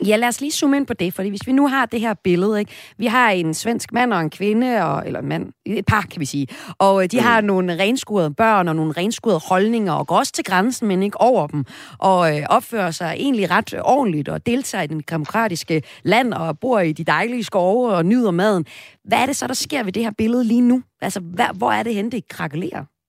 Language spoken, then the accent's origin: Danish; Denmark; Som dansker